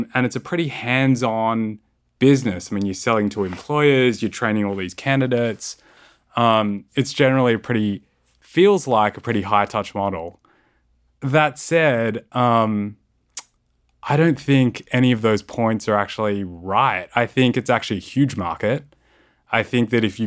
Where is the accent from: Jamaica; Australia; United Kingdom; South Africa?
Australia; moved away as an adult; now in United States